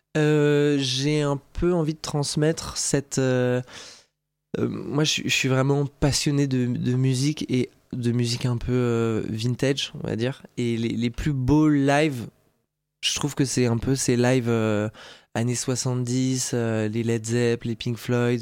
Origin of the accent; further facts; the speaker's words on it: Alsace, Grand Est, France; J'ai grandi en Alsace, j'ai eu une, enfance tout à fait heureuse.